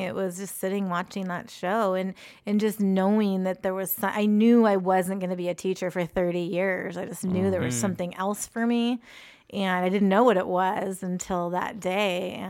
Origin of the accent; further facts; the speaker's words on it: Antioch, California, United States; I grew up in Antioch, a stone's throw away.